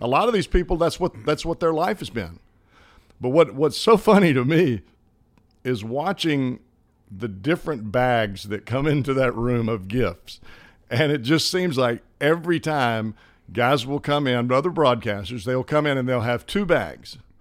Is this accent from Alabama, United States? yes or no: yes; Hoover, Alabama, United States; accent: country accent; moved away; I grew up in Birmingham, Hoover